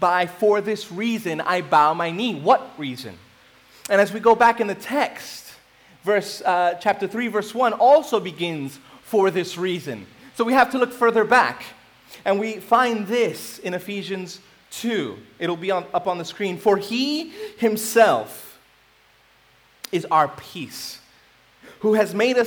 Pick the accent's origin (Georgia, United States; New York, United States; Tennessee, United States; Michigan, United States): New York, United States; New York City; moved away as an adult; I grew up in New York City. I've been here for about 8 years